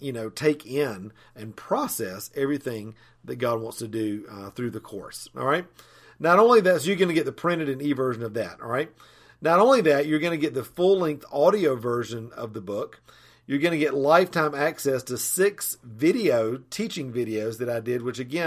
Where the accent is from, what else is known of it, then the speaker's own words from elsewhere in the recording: Asheville, North Carolina, United States; I'm from Asheville, North Carolina